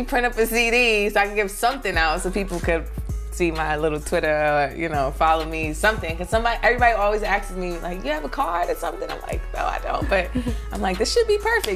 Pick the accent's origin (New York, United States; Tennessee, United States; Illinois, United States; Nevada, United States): New York, United States; New York City; also born or lived in North Carolina; I'm from Brooklyn, East New York, Cypress Hills Project. I've been in Brooklyn all my life.